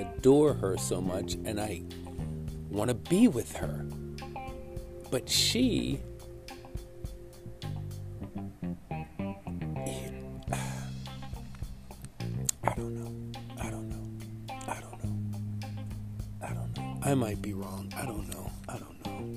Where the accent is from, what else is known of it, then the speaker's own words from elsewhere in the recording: New York City, New York, United States; now in Toms River, United States; I'm from Brooklyn